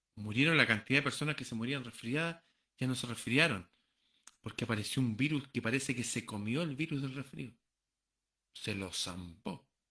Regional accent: Chile; Muchos peruanos viven aquí, en, en mi país

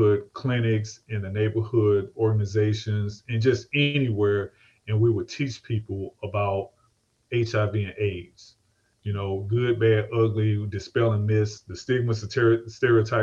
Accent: St. Louis, Missouri, United States; I come from St. Louis

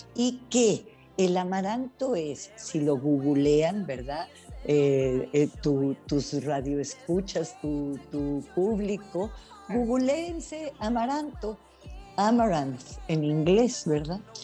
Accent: Yucatán, Mexico; yo nací en Yucatán

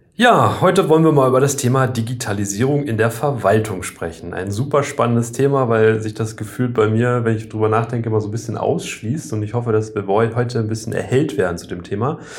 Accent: Oldenburg, Lower Saxony, Germany; also born or lived in Hambühren, Lower Saxony; in Oldenburg anrufen und sagen, habt ihr noch einen Zettel, wo ich, drauf, wo ich geboren bin

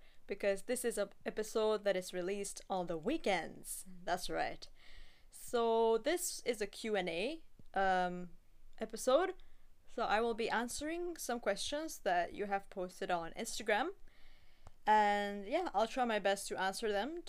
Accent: Singapore; I'm born and raised in Singapore, so I only go back to Russia once a year

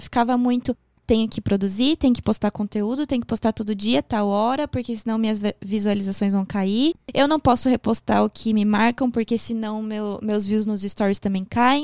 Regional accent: Porto Alegre, Rio Grande do Sul, Brazil; moved away; also born or lived in Japan; eu sou de Porto Alegre.

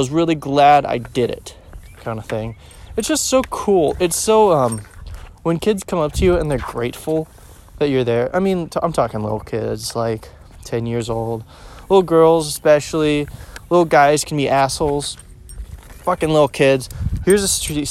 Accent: Overland Park, Kansas, United States; also born or lived in Blue Springs, Missouri; I grew up on the Kansas City, Kansas side, in one of the suburbs not too far away, the Overland Park area

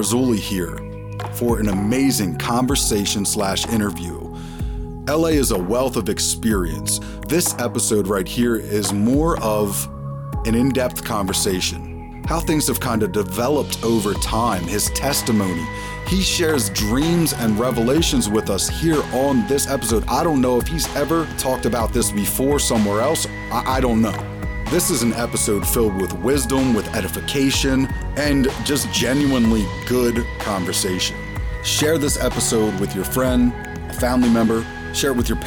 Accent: Montgomery County, outside Philadelphia, Pennsylvania, United States; born or raised there; also born or lived in Reading, Pennsylvania

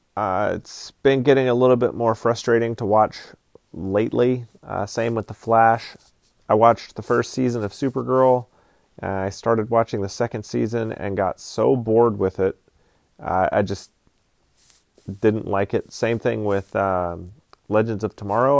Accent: Georgia, United States; now in Alaska, United States; I'm just kind of an American dude. I grew up in Georgia, live in Alaska now.

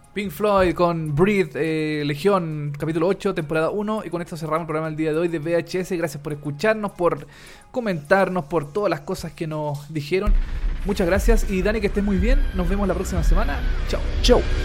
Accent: Chile; yo soy más más chileno, así, más chilenito

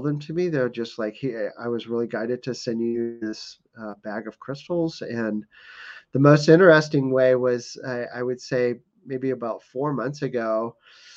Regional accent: East Coast, United States; also born or lived in Humboldt County, California; now in Sedona, United States; I grew up on the East Coast and spent a lot of time in Appalachian Mountains

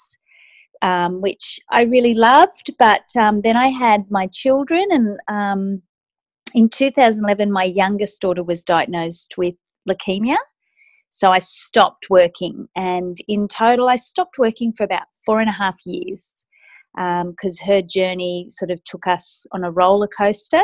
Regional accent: Sydney, New South Wales, Australia; I'm from Sydney, Australia.

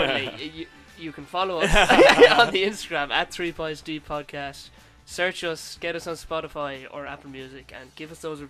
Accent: west of Ireland, Ireland; we're from the West

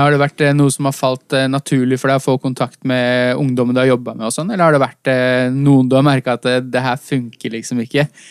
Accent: Oslo, Norway; Vi har jo bare vokst opp eh, så å si et steinkast unna oppe på Ellingsrud.

